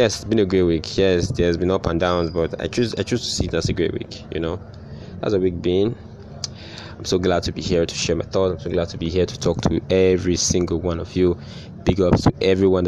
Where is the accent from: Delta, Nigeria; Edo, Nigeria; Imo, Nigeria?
Edo, Nigeria; now in Lagos, Nigeria; growing up in Edo State, where I was not used, like, traffic is not a big deal where I grew up